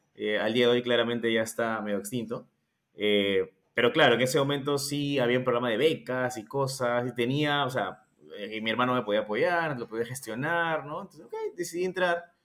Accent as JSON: {"language": "Spanish", "country": "Peru", "said": "nosotros somos de Perú"}